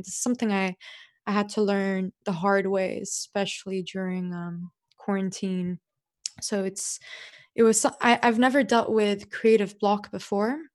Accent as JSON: {"language": "English", "region": "Dubai", "country": "United Arab Emirates", "tie": "born or raised there", "said": "as a kid growing up in Dubai"}